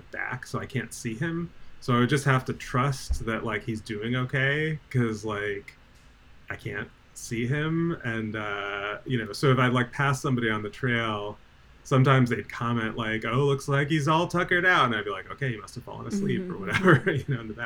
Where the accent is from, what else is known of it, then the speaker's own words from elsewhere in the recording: New Jersey, United States; now in Eugene, United States; I'm from New Jersey